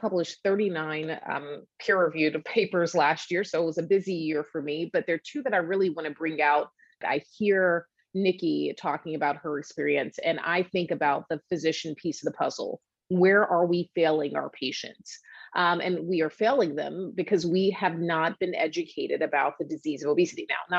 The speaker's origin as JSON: {"language": "English", "town": "Atlanta", "region": "Georgia", "country": "United States", "lives_now": "Boston, United States", "said": "I did my residency training in South Carolina. I'm in Boston now. I'm from Atlanta."}